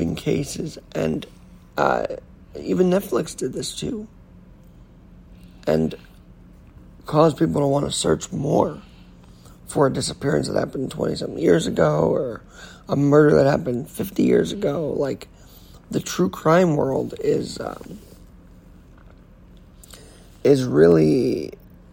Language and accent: English; New York City, New York, United States; New York City, my hometown